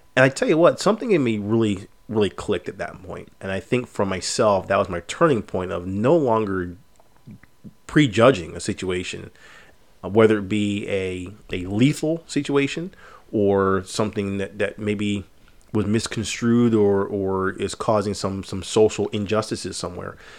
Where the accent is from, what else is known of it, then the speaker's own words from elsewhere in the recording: United States; us as American citizens